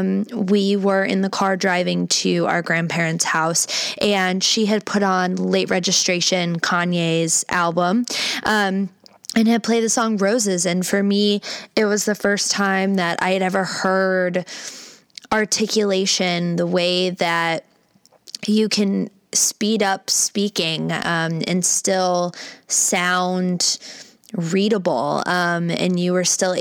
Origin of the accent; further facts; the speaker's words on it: Cleveland, Ohio, United States; I was born and raised in Cleveland, Ohio, shout out CLE for life